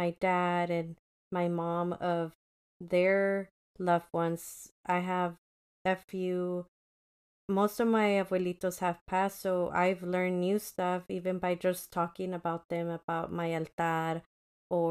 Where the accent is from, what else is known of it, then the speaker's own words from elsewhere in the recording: Mexico; moved away; I feel like I was born in Mexico. This is part of me.